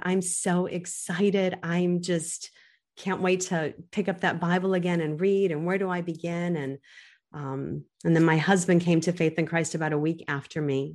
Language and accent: English; United States; I'm growing up in America